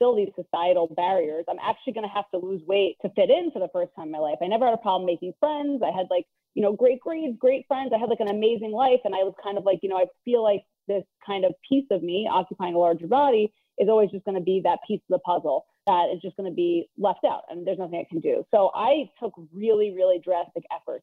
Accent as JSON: {"language": "English", "town": "New York City", "region": "New York", "country": "United States", "tie": "born or raised there", "said": "I grew up in Queens, New York"}